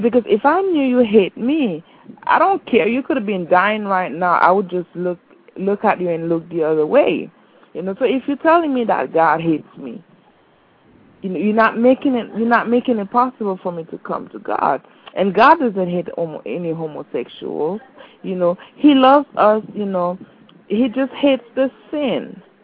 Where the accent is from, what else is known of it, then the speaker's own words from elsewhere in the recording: Haiti; moved away; I'm from Haiti